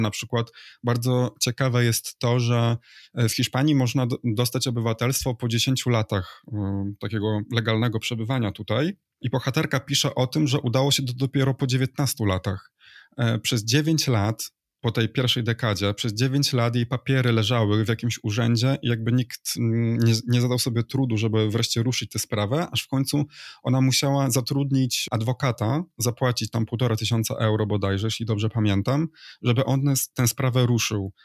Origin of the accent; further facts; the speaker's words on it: Poland; moved away as an adult; now in Spain; jestem emigrantem, że wyjechałem z Polski